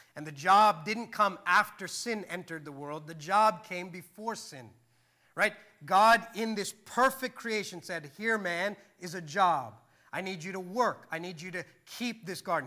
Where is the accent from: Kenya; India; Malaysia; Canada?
India; I'm Indian